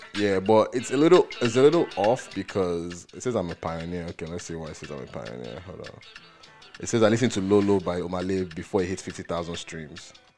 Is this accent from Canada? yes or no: no; Nigeria; as a Nigerian